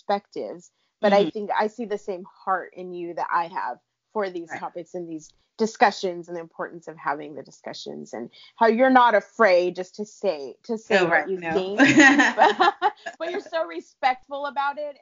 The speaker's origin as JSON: {"language": "English", "region": "California", "country": "United States", "tie": "born or raised there", "said": "I live in California. I grew up in California"}